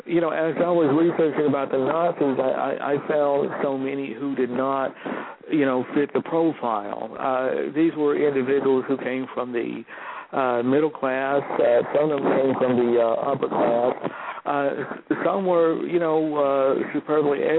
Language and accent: English; Georgia, United States; I'm a Southerner. I was born in Georgia, raised in Georgia